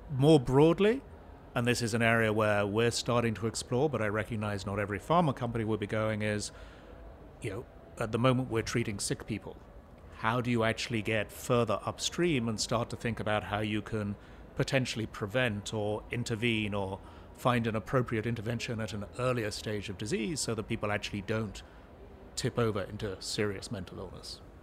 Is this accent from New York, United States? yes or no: no; New Jersey, United States; As you can tell from my accent, I'm a native New Jerseyan, which is where I live